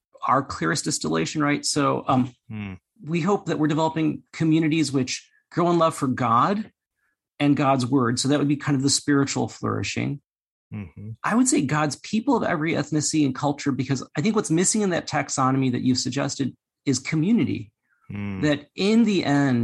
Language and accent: English; United States; I'm Chinese American